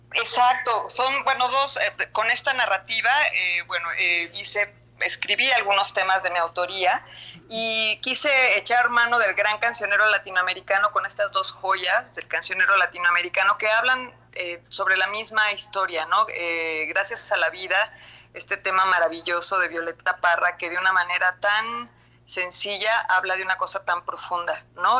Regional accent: Mexico; en México

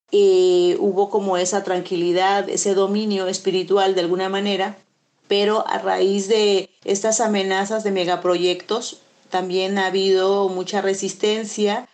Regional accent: Chapultenango, Chiapas, Mexico; abarca mi pueblo, Chapultenango

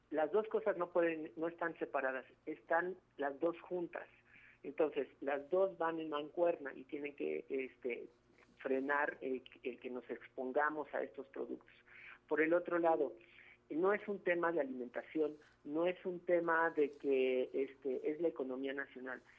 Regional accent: Mexico; como mesoamericanos, como mexicanos y mexicanas que hemos heredado precisamente, somos pueblo de maíz.

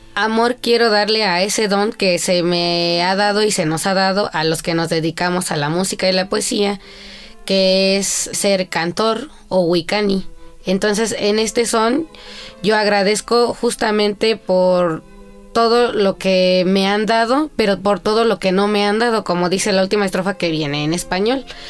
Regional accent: Mexico City, Mexico; also born or lived in Tohuaco Primero, Huautla, Hidalgo; yo nací aquí en la Ciudad de México mi mamá es la primer generación migrante de la Huasteca

